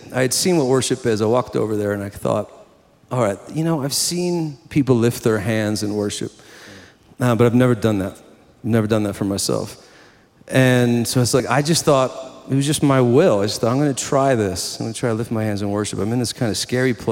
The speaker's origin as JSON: {"language": "English", "region": "New Jersey", "country": "United States", "tie": "born or raised there", "said": "I grew up in New Jersey, born and raised"}